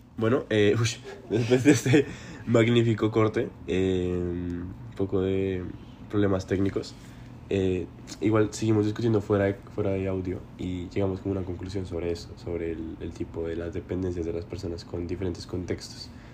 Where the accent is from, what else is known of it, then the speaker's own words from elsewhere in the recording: Bogotá, Colombia; moved away; vivir literalmente una típica vida de un bogotano.